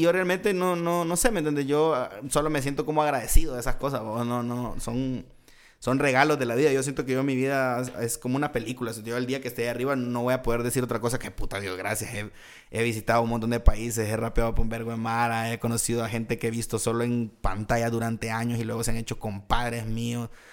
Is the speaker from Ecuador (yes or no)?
no; El Salvador; moved away as an adult; cuando yo me vine a vivir aquí, yo estaba teniendo muchos conflictos en El Salvador por situaciones sociales allá